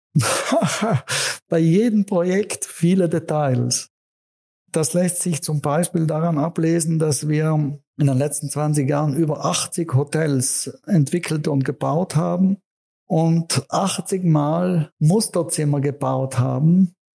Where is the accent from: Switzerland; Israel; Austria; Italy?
Italy; South Tyrol, Trentino-Alto Adige; in meiner Heimat Südtirol